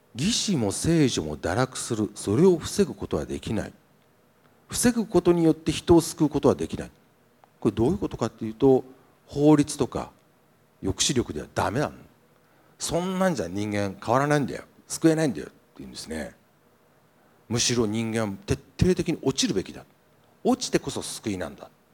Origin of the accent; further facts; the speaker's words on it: Niigata, Japan; 新潟の作家、まあ、僕もそうです